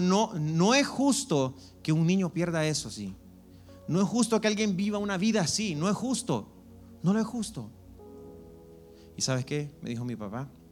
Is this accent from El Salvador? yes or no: yes; El Salvador; moved away; yo soy del Salvador